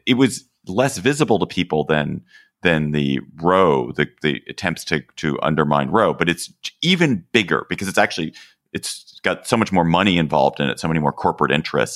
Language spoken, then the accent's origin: English; Washington, District of Columbia, United States; here in my hometown of Washington, D C.